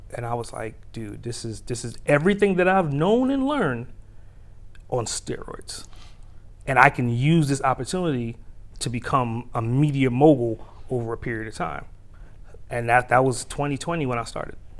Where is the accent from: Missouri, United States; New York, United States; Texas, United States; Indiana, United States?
New York, United States; New York City; now in Atlanta, United States; I'm a native New Yorker, so I, I speak with a particular speed